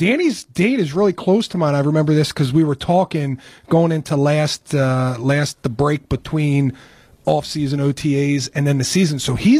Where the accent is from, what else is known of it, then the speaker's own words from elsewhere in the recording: York, Pennsylvania, United States; moved away; I grew up in York.